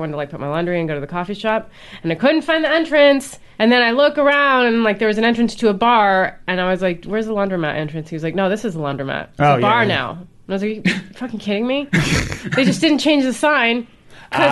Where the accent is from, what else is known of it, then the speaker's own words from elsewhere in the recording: Ohio, United States; now in Los Angeles, United States; I'm from Ohio.